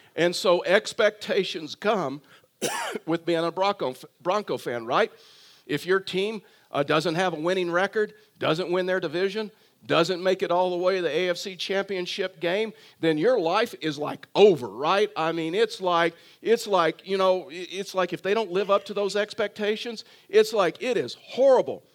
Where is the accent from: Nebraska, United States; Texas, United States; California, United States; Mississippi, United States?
Texas, United States; I was raised in Texas